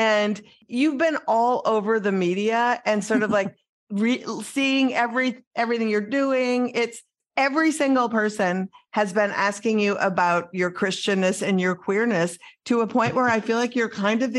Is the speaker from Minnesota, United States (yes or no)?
yes; Minnesota, United States; I'm from Minnesota, which is the Lutheran police state